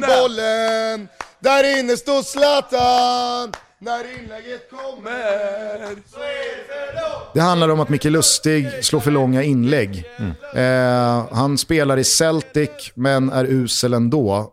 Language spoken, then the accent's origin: Swedish; Stockholm, Stockholm County, Sweden; har man som jag vuxit upp 500 meter, inte ens det, från Tornedalsgatan